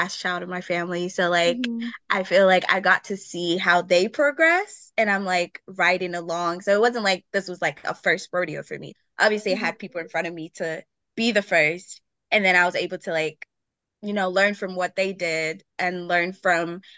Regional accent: Nigeria; now in Milwaukee, United States; Growing up in Nigeria

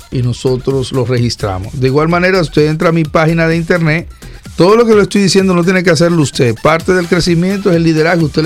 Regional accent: Villa Mella, Distrito Nacional, Dominican Republic; Bueno, yo soy de Villamella, ahora estoy rodando, conduciendo, yendo el programa como todos los días.

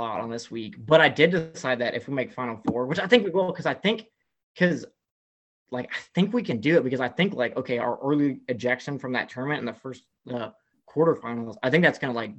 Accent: the South, United States; Like, I grew up in the South. I grew up on like Southeastern Conference sports, Big 12 sports.

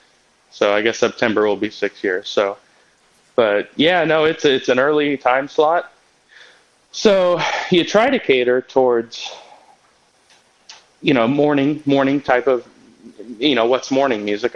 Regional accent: Kansas City, United States; I'm from Kansas City

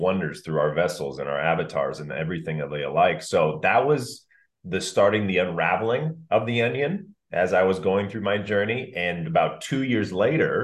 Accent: Orange County, California, United States; growing up in Orange County

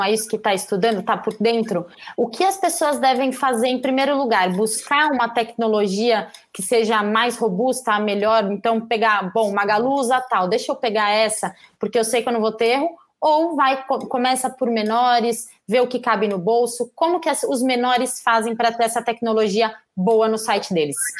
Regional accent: Brazil

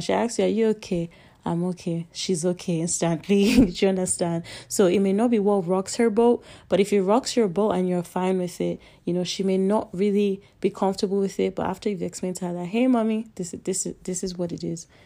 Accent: Nigeria; I'm Nigerian

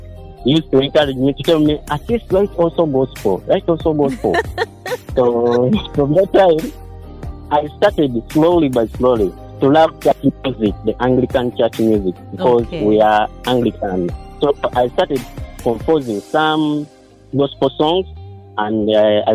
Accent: Uganda; also born or lived in Kawanda; now in Lugazi, Uganda; I was born in Vuke District

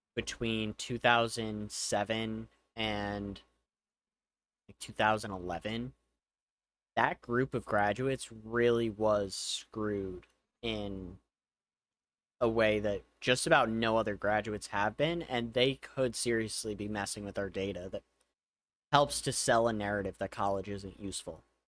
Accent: United States; one of the disadvantages of being an American is you probably only speak one language

